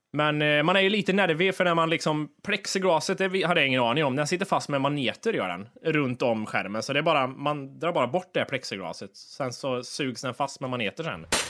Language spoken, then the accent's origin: Swedish; Kristinehamn, Värmland, Sweden; Kristinehamn, det är liksom där vi växte upp med de här kända alkisarna som var